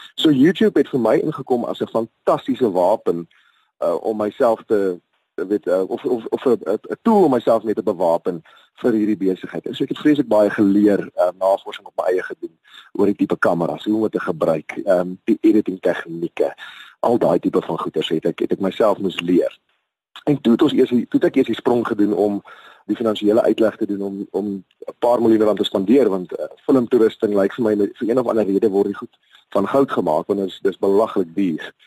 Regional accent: South Africa; ek is 'n Suid-Afrikaner, boosie na die bosveld uit.

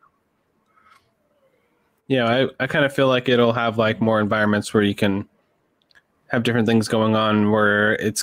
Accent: Canada; I'm a Canadian.

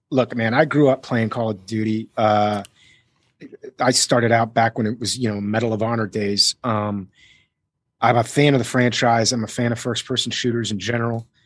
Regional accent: Miami, Florida, United States; Uh, I'm from Miami originally.

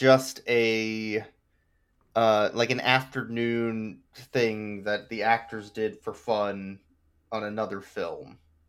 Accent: United States; I'm an American.

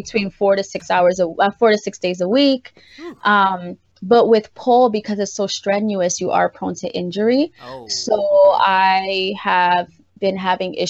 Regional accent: New York City, New York, United States; I was raised in the South Bronx

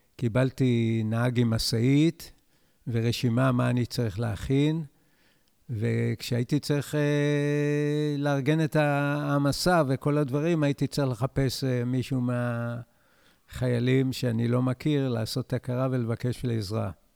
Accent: Israel; אני נולדתי בקיבוץ, וכל חיי אני בקיבוץ

